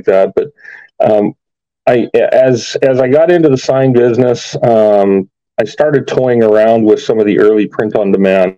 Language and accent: English; Alberta, Canada; moved away as an adult; now in Las Vegas, United States; I'm actually from Alberta.